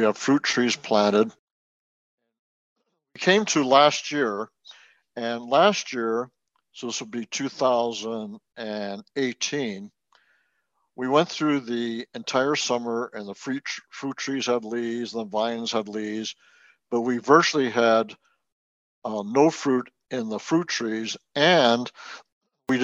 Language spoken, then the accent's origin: English; Wellington, New Zealand; moved away; I was born in Wellington, New Zealand